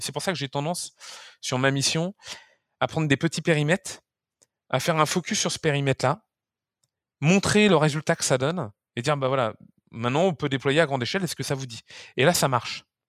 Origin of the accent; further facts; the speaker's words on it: France; chez nous en France